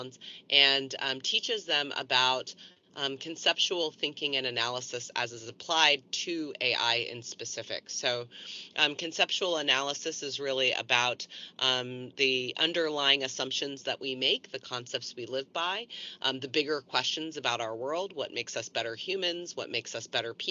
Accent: East Coast, United States; moved away as an adult; now in California, United States; I am originally from the East Coast. I came to California in the late 90s

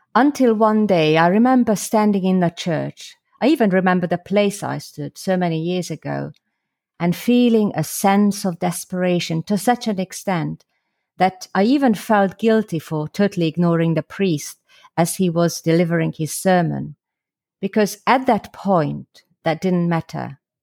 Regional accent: Slovakia; now in London, United Kingdom; originally I'm from Slovakia, or the former Czechoslovakia, where I was brought up as a Catholic

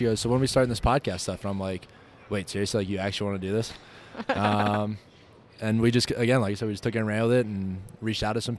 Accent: Harrisburg, Pennsylvania, United States; moved away as an adult; also born or lived in Altoona, Pennsylvania; now in Florida, United States; I'm also from the Mid-Atlantic. I'm from Pennsylvania, though. So I'm from Harrisburg originally.

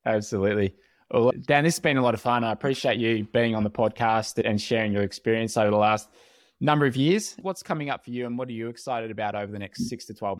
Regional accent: Australia; As an Aussie

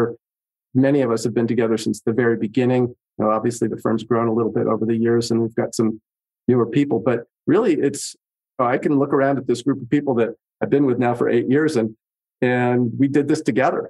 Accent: San Francisco Bay Area, California, United States; now in Colorado, United States; I grew up in the San Francisco Bay Area back in the 60s

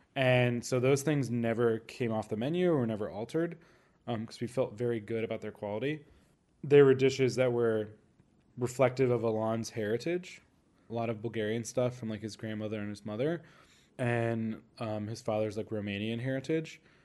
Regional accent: Orlando, Florida, United States; moved away; I grew up mostly in Orlando

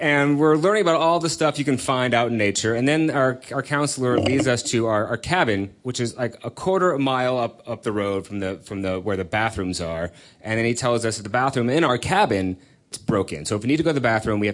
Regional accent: California, United States; I grew up out in California

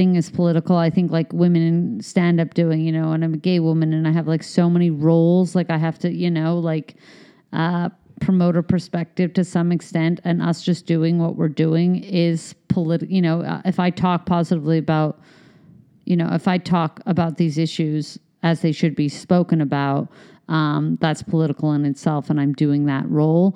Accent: Canada; also born or lived in United States; I'm Canadian and American

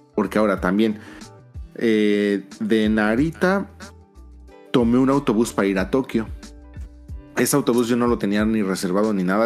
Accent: Mexico City, Mexico; moved away as an adult; now in Japan; soy, soy de Ciudad de México

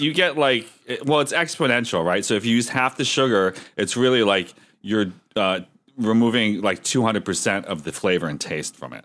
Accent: Erie, Pennsylvania, United States; my hometown of Erie, P

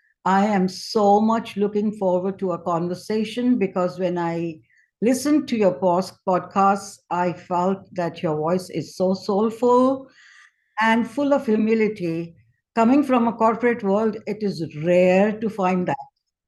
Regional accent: India; I think I was blessed, unlike so many other families in India.

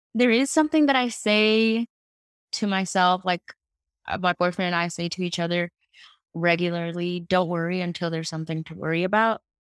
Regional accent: New York City, New York, United States; I am from Queens, New York.

